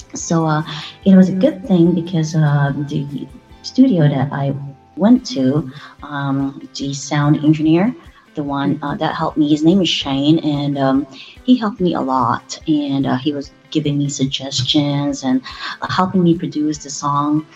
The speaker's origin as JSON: {"language": "English", "country": "Philippines", "moved": "as an adult", "lives_now": "United States", "said": "I came from the Philippines"}